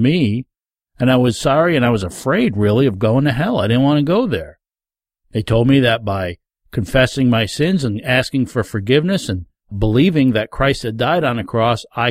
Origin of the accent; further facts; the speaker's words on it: Rondout Valley, New York, United States; As a young man growing up in the Rondout Valley area of New York State, if you don't know where that is, it's down in the Catskill Mountain region